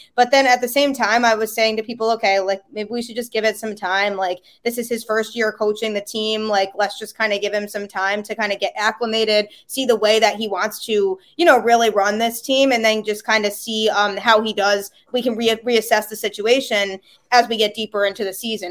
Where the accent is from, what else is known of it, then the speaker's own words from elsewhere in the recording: Connecticut, United States; I grew up, like, about ten to fifteen minutes or so from the Yukon campus